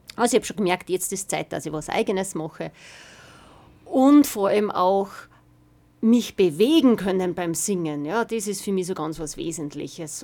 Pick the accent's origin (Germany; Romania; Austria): Austria; Weizenkirchen, Upper Austria; bin aus Weizenkirchen